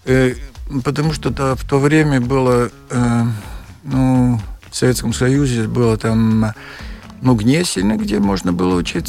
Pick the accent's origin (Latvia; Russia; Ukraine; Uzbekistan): Latvia; Kuldīga, Kurzeme; Russian is a second language; also born or lived in Dobele / Ventspils / Liepāja / Tallinn; я из Кулдыги, я в Добилу родился только